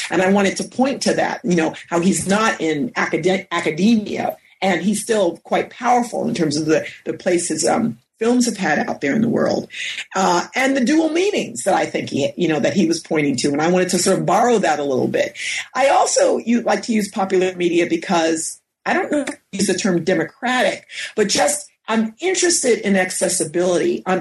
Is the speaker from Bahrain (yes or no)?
no; Westchester County, New York, United States; now in Berkeley, United States; I grew up in New York and we're about 30 minutes outside of the city in Westchester County. My parents come from Floyd uh, County in Virginia and they grew up, you know, poor black folks like a lot of people did um, during the 30s, 40s, and 50s.